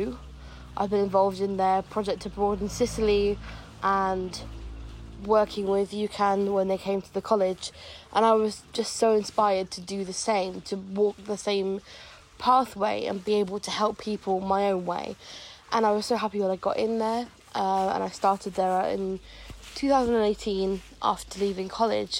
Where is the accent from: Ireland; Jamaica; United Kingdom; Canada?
United Kingdom; Devon, South West England; I'm 22, almost 23, and I'm from Devon